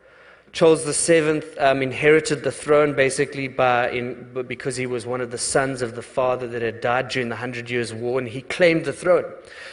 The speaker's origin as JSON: {"language": "English", "region": "England", "country": "United Kingdom", "lives_now": "United States", "said": "And know also that I'm English, so it's hard for me to tell the story."}